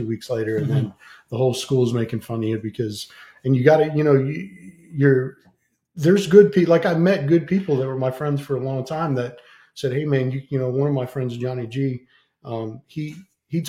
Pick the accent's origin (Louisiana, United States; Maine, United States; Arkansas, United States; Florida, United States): Florida, United States; near Immokalee, Southwest; moved away; Immokalee, Florida, which is like 30 minutes away from my hometown